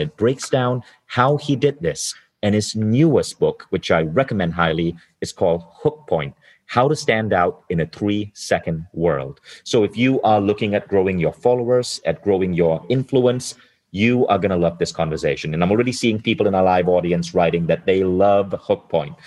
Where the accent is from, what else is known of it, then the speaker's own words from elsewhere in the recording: Malaysia; now in Estonia; I live in Estonia now, but I was born in Malaysia.